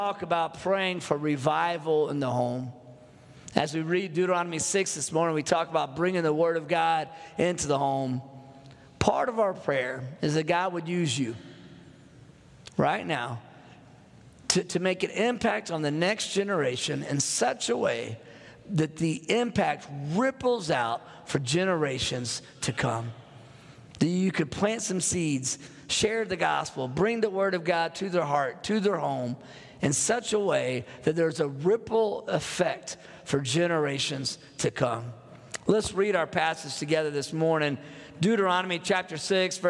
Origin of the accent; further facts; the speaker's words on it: North Texas, United States; I'm from Texas. I grew up in North Texas. I live in Fort Worth, Texas right now, but I'm the first Texan in my family